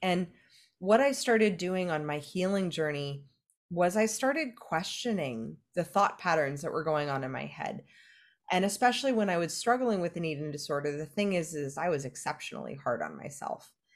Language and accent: English; California, United States; I'm from California